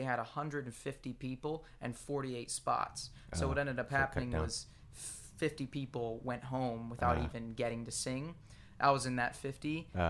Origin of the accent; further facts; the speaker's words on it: Lancaster, Pennsylvania, United States; moved away as an adult; now in Nashville, United States; it was Pennsylvania. I grew up in Lancaster, Pennsylvania. It's okay. Amish country.